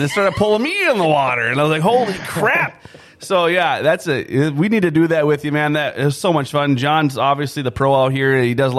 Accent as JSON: {"language": "English", "region": "Montana", "country": "United States", "moved": "yes", "said": "I'm originally from Montana"}